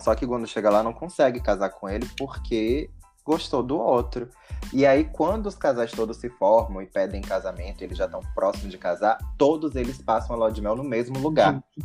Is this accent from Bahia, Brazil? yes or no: yes; Ilhéus, Bahia, Brazil; daqui de Ilhéus, Bahia, de onde eu sou